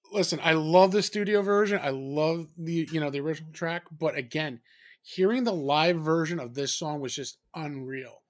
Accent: New Jersey, United States; we're two from Jersey

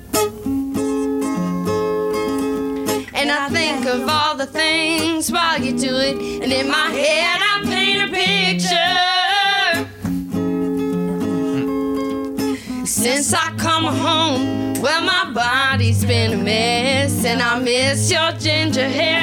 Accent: Georgia, United States; also born or lived in New York; I was born in New York, but since I was like 2 years old, we moved to Georgia

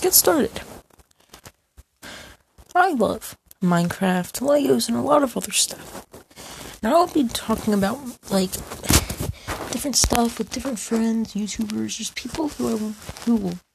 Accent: United States; as an American

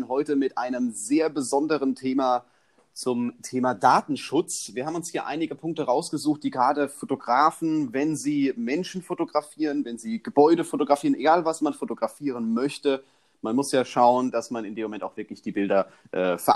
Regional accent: Augsburg, Bavaria, Germany; Ich komme aus Augsburg

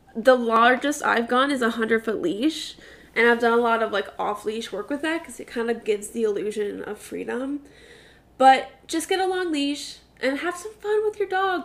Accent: New York City, New York, United States; I was born in Staten Island

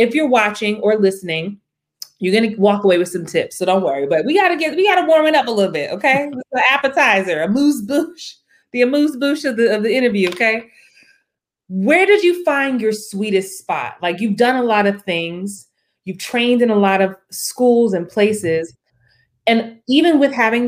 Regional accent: New York City, New York, United States; I'm from the Bronx

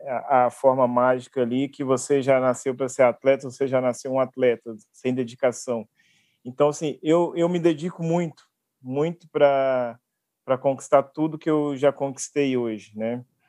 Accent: Belo Horizonte, Minas Gerais, Brazil; eu sou de Belo Horizonte

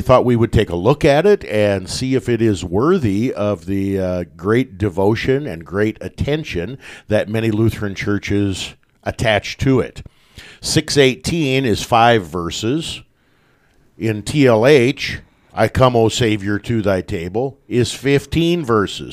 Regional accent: West Point, Nebraska, United States; Growing up in, uh, my hometown, about a hundred miles north of Lincoln, up in West Point

